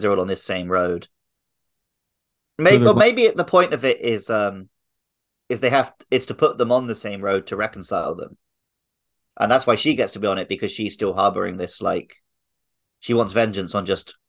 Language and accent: English; United Kingdom; growing up in the UK in the 90s